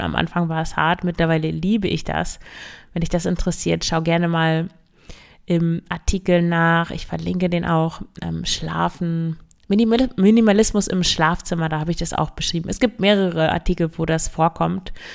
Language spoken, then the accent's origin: German; Emsland, Lower Saxony, Germany; moved away; ich komme ja aus dem Emsland